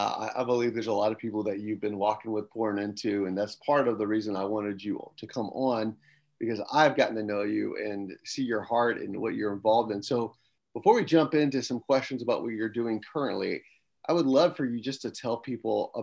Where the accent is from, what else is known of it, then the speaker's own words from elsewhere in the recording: Atlanta, Georgia, United States; now in Lehigh Valley, United States; I'm actually from the Atlanta area originally